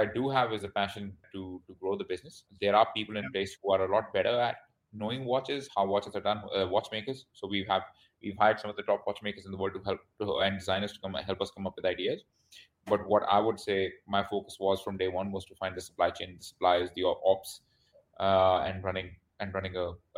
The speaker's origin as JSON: {"language": "English", "town": "Vancouver", "region": "British Columbia", "country": "Canada", "also_born_or_lived": "India / United Kingdom / Australia", "lives_now": "Bangkok, Thailand", "said": "I was born in India. I studied in the UK, and then my family immigrated to Canada. So I am Canadian. So I'm from a place called Vancouver, BC."}